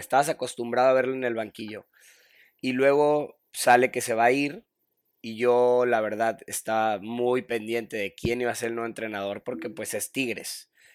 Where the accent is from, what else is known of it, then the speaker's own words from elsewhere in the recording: Monterrey, Nuevo León, Mexico; cuando estaba chiquillo vivía en Monterrey. Soy de Monterrey. Este, crecí jugando fútbol siempre